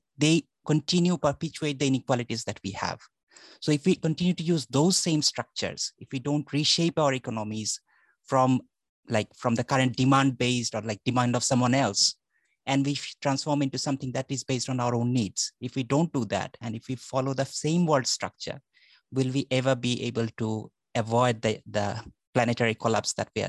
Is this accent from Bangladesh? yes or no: yes; Bangladesh; I'm from Bangladesh